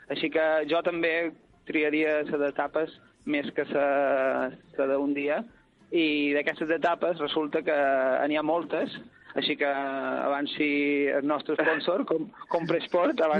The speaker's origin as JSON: {"language": "Catalan", "region": "Balearic Islands", "country": "Spain", "said": "Soc un menorquí que mai està a Menorca. Soc, eh, soc de Menorca, estudia a Salamanca"}